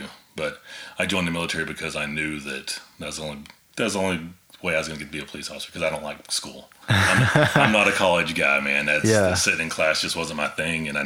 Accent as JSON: {"language": "English", "region": "Texas", "country": "United States", "tie": "born or raised there", "moved": "as an adult", "lives_now": "Oklahoma, United States", "said": "I grew up in Texas."}